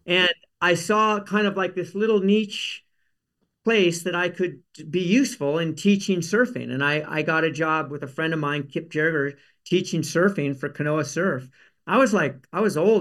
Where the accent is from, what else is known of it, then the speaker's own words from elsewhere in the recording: Palos Verdes, California, United States; also born or lived in Carmel; I grew up in Palos Verdes